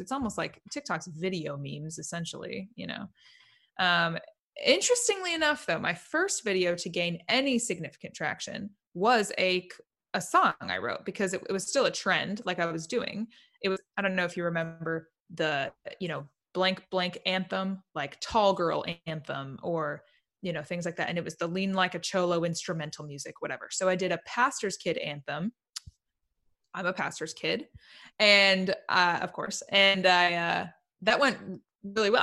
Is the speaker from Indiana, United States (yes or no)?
yes; Indiana, United States; moved away as an adult; now in Nashville, United States; I'm from Indiana, initially a Hoosier